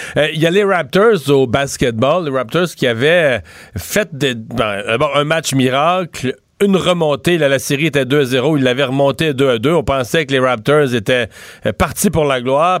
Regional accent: Eastern Quebec, Canada; chez nous, dans, dans mon coin de pays, dans l'Est du Québec

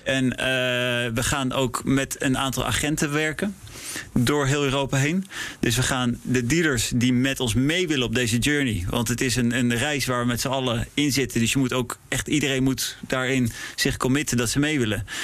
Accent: Netherlands; also born or lived in Prague / Milan; ik ben Nederlander

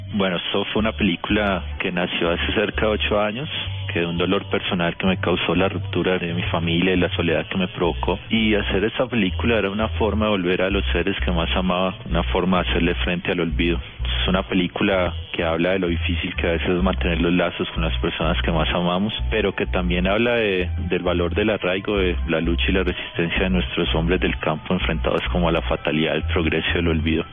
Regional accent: Cali, Valle del Cauca, Colombia; moved away as an adult; Yo me fui de Cali hace tres años, eh, yo adoro mi ciudad, mi departamento

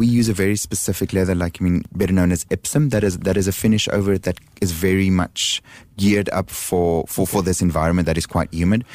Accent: Johannesburg, Gauteng, South Africa; now in Singapore; Johannesburg, which is my hometown

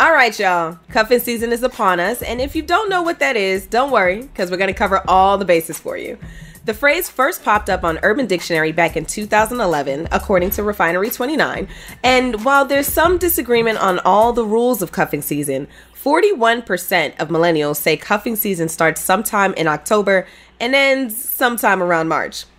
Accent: New York City, New York, United States; as a New Yorker

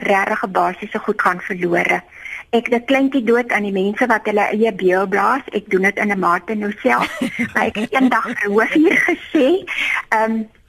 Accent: Eastern Cape, South Africa; Ek het groot geword in die Ooskaap

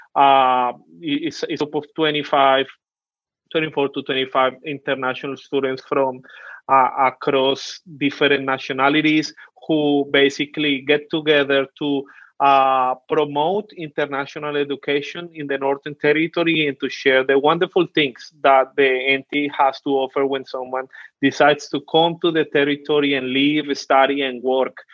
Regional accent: Colombia; accent: Colombian; first language Spanish; English is a second language; now in Australia; I'm Colombian all the way from South America. So I speak Spanish. Really proud of my accent

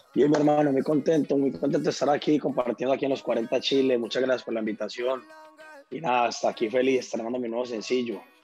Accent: Colombia; en mi país somos, somos un país muy rico en, en, en todos estos ritmos tropicales

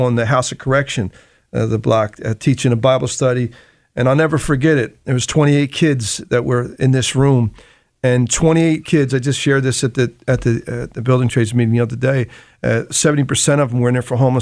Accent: Philadelphia, Pennsylvania, United States; I was born and raised in Kensington

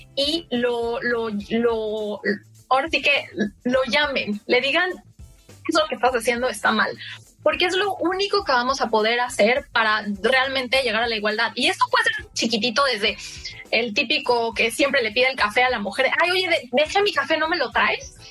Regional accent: Mexico; moved away as an adult; also born or lived in United States; now in London, United Kingdom

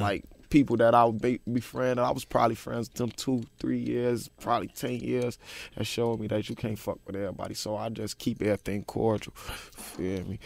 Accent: Chicago, Illinois, United States; born or raised there

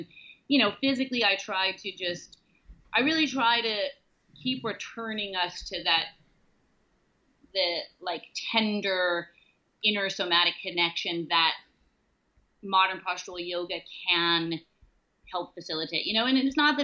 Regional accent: New York City, New York, United States; growing up in the Chelsea with a crazy mom

